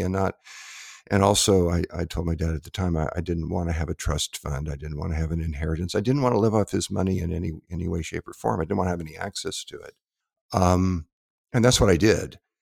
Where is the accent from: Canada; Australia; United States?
United States; Southern California; growing up in Southern California